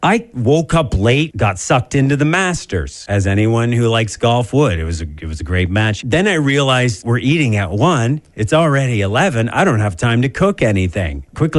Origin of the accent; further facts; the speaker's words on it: Canada; since we're Canadian